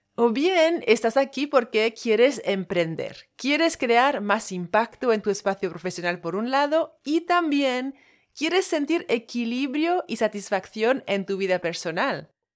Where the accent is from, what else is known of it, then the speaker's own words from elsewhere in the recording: French Polynesia; Spanish is a second language; moved away; Soy de Tahití, de ahí el acento. Tahití está en Polinesia francesa